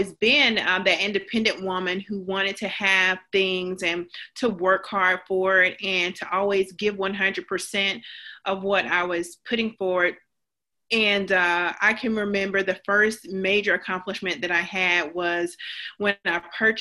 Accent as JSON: {"language": "English", "region": "Georgia", "country": "United States", "accent": "Southern", "moved": "as an adult", "lives_now": "New Hampshire, United States", "said": "I'm originally from Georgia"}